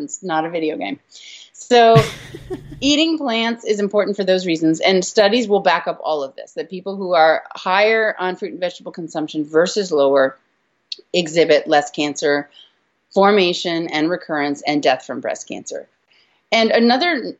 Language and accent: English; California, United States; I'm from California, so we're like guacamole freaks.